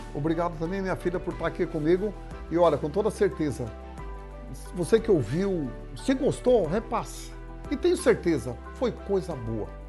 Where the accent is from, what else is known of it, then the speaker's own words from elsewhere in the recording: Mato Grosso do Sul, Brazil; lá na minha cidade, no Mato Grosso do Sul